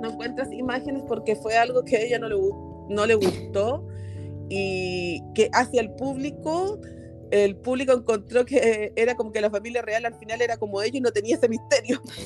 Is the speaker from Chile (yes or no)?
yes; Chile; acá en Chile, porque yo soy chilena